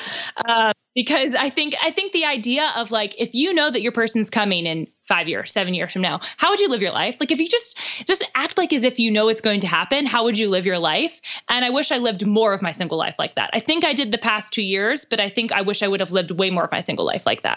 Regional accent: Pittsburgh, Pennsylvania, United States; moved away as an adult; now in Nashville, United States; Pittsburgh, which is where I'm from

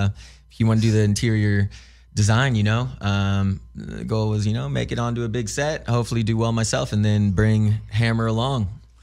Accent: St. Louis, Missouri, United States; now in California, United States; I am from Missouri. It can be backwards a lot of the time back there.

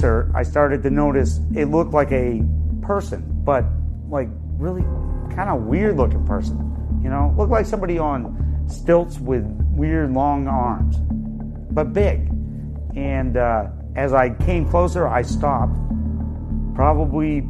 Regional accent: Newport, Vermont, United States; I'm originally from Newport, Vermont. Grew up there most of my young life.

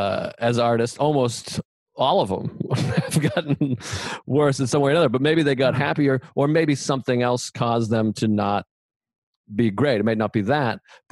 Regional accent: Whitman, Massachusetts, United States; moved away; also born or lived in Everett, Massachusetts; I'm not from Everett. I lived in Everett. Where are you from? I'm from Whitman, which is also a dump.

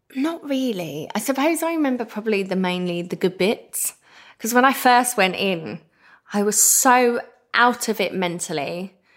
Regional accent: Essex, East of England, United Kingdom; I'm the girl from Essex that did good

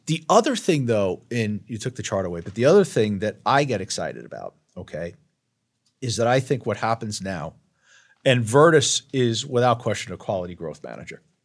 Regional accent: Long Island, New York, United States; I'm from Long Island, and I don't have an Ivy League education

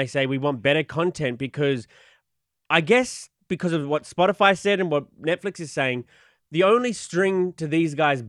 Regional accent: Australia; moved away; I'm from Australia.

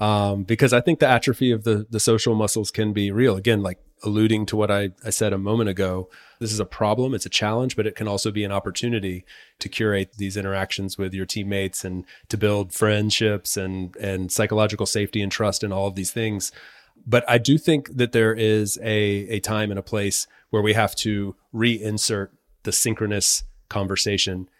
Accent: North Carolina, United States; moved away as an adult; now in Spain; I'm from North Carolina, been living in Spain for the last six years

